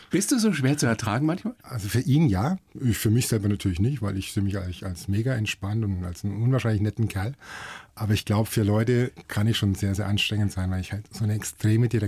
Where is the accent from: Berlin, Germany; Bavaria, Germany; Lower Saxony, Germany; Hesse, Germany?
Bavaria, Germany; Hof; du weißt ja, ich komme aus Hof. Und wenn du aus Hof, wenn du weggehst, dann fährst du nicht nach München, dann fährst du nach Nürnberg.